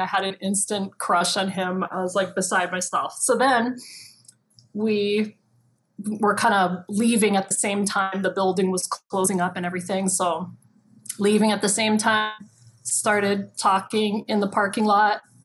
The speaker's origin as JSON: {"language": "English", "town": "Kailua", "region": "Hawaii", "country": "United States", "tie": "born or raised there", "also_born_or_lived": "Waimea, Hawaii / Los Angeles", "said": "I grew up in Kailua"}